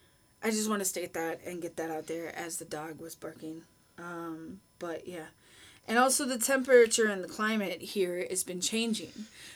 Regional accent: Minnesota, United States; moved away as an adult; now in Egypt; I'm Minnesotan, and that's what you do in Minnesotan. Minnesota.

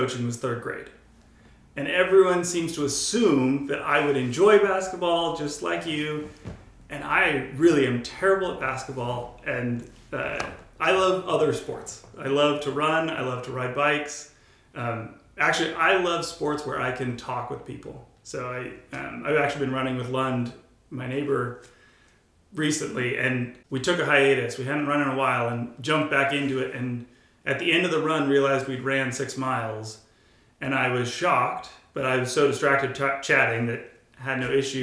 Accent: Bay Area, California, United States; I grew up here in the Bay Area, going to church

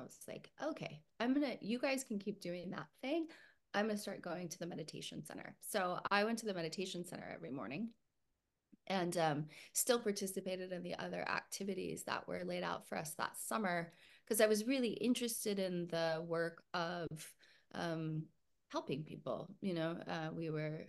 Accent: Puerto Rico; born there; Originally, I was born in Puerto Rico. My parents were working in the mission field for 5 years with a Christian church.

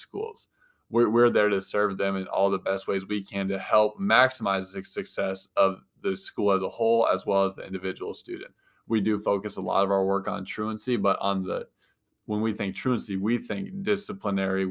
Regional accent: Galesburg, Illinois, United States; Born and raised in Galesburg, born here in 1993, came up through the Galesburg school system

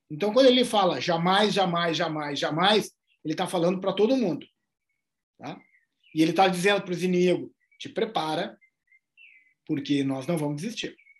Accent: Brazil; Do Brasil.

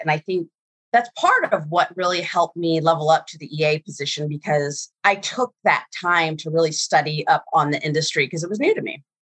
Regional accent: Virginia, United States; I grew up in Virginia

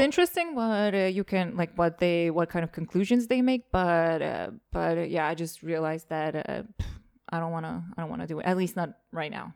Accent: Rakvere, Lääne-Viru County, Estonia; moved away; also born or lived in Lasnamäe, Tallinn / Narva; When I was growing up in Rockwell

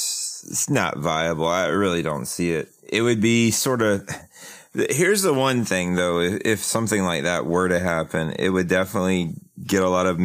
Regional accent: South Carolina, United States; I grew up in South Carolina.

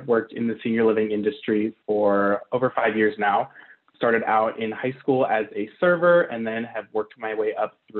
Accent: Richmond, Virginia, United States; moved away as an adult; also born or lived in Arizona; now in Phoenix, United States; I'm from Richmond, Virginia

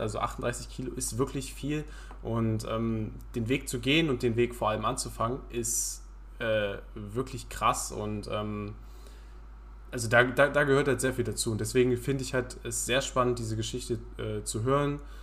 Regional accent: Halberstadt, Saxony-Anhalt, Germany; aus meiner Heimatstadt, aus Halberstadt

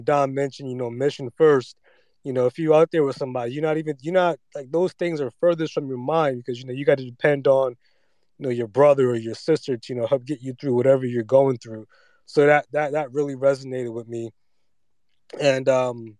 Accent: New York City, New York, United States; I'm from Queens, from Elmhurst.

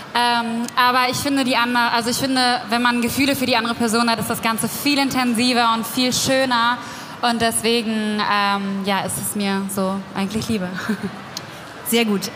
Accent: Meppen, Lower Saxony, Germany; ich komme aus Meppen

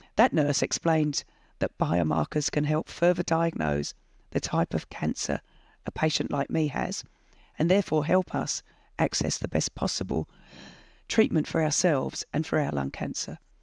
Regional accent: England, United Kingdom; moved away as an adult; now in Australia; I was born in England in nineteen sixty-four

